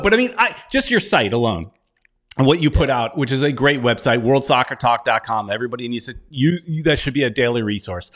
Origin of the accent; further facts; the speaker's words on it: United States; I'm American